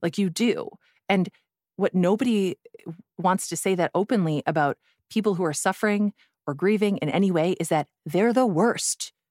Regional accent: Midwest, United States; I'm also from the Midwest. We are a thrifty people

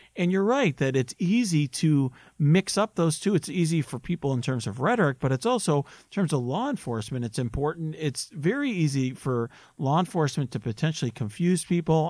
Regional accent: Naperville, Illinois, United States; my hometown in Naperville where I grew up

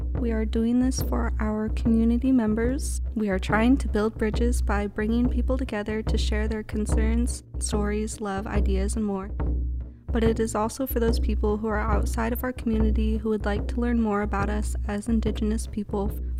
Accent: Lummi Nation, Washington, United States; I'm from the Lummi Nation.

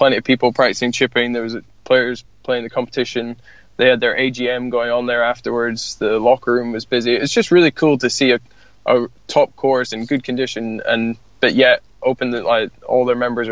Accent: Scotland, United Kingdom; I'm being Scottish

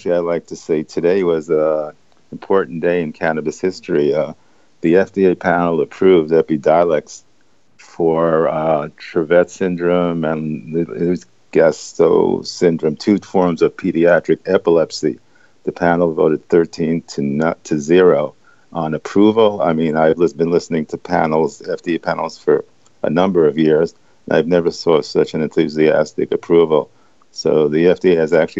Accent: New York City, New York, United States; I grew up in the East Village

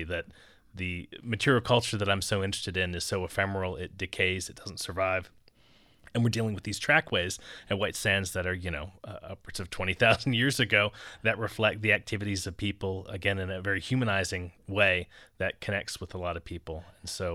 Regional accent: southern Maryland, United States; now in Arizona, United States; I grew up in the woods in southern Maryland

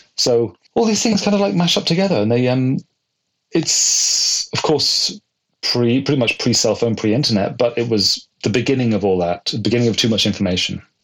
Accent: Bristol, South West England, United Kingdom; moved away as an adult; also born or lived in London; now in New York, United States; my hometown in Bristol in the west of England

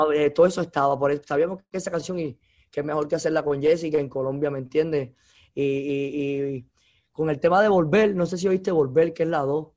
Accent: Cuba; moved away as an adult; also born or lived in Los Angeles, United States; now in Miami, United States; yo nací en Cuba, yo, yo, yo crecí escuchando música latina

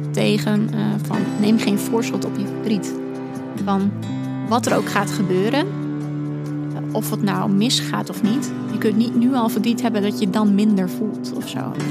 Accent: Overijssel, Netherlands; moved away as an adult; also born or lived in Leeuwarden; now in Heerenveen, Netherlands; ben 31 jaar. Ik woon in Heerenveen. Uh, ik kom officieel uit Overijssel. Maar eh, ooit eh, naar Leeuwarden gaan om studeren en daar mijn vriend leren kennen. Daar een beetje blijven hangen.

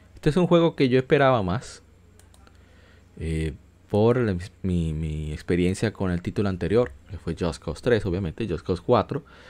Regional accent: Dominican Republic; República Dominicana, en mi país

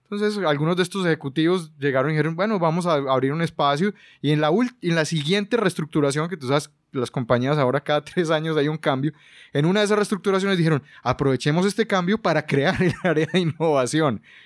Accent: Colombia; moved away as an adult; now in Buenos Aires, Argentina; soy colombiano, pero vivo en Buenos Aires

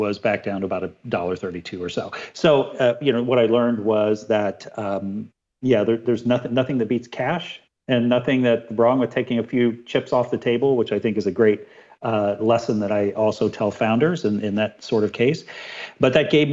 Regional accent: Dayton, Ohio, United States; I grew up in Ohio, Dayton, Ohio, not too far from Michigan

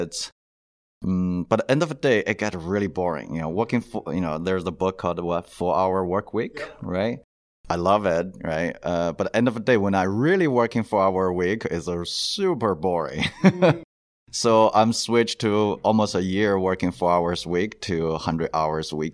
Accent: China; moved away as an adult; now in United States; originally I'm from China, went to the dental school

